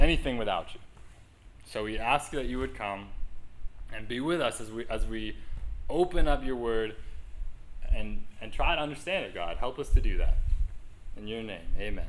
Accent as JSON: {"language": "English", "region": "New England", "country": "United States", "tie": "born or raised there", "moved": "yes", "said": "growing up in New England"}